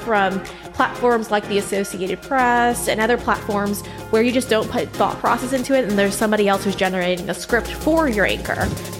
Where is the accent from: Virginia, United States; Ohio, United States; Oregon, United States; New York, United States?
New York, United States; Huntington; born or raised there